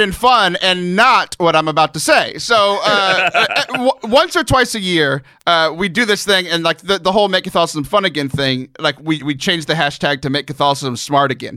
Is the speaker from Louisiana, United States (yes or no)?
yes; Cajun, Louisiana, United States; I'm Cajun, which is displaced French Canadians